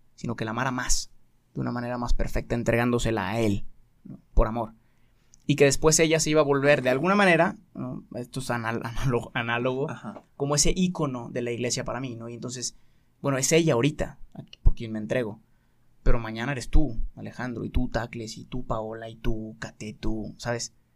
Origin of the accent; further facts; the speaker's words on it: Guadalajara, Jalisco, Mexico; hice un año de universidad aquí en Guadalajara, soy de Guadalajara